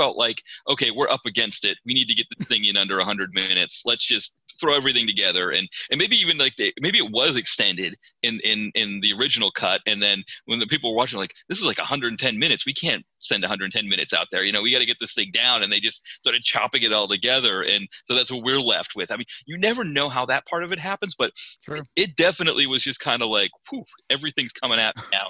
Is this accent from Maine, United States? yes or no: yes; Maine, United States; moved away as an adult; now in Philadelphia, United States; growing up in Maine